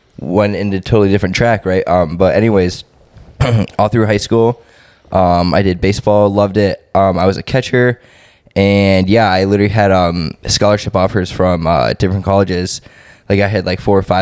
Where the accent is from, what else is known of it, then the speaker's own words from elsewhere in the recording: Cleveland, Ohio, United States; moved away as an adult; also born or lived in Columbus, Ohio; now in Houston, United States; I grew up in Cleveland, Ohio.